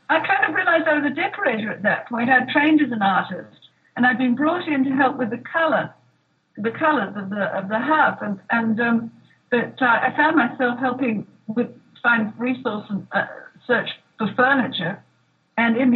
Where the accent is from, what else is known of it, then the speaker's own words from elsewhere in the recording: Australia; now in Los Angeles, United States; Australian. So we had to make a decision where we were going to live.